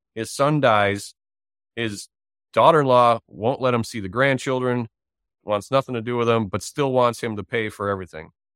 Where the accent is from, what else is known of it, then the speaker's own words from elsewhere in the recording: Wisconsin, United States; I'm from Wisconsin